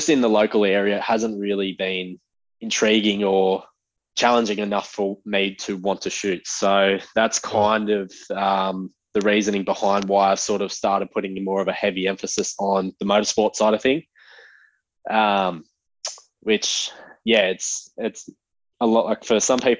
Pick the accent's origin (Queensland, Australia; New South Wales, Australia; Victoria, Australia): New South Wales, Australia; Central Coast; I am 24 from the Central Coast